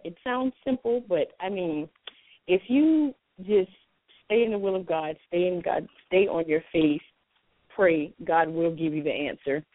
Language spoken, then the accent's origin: English; Orangeburg, South Carolina, United States; I'm from Orangeburg, South Carolina